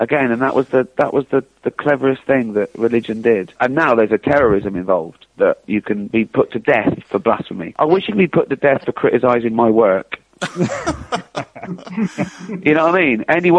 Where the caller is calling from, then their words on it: London, United Kingdom; I'm calling from London.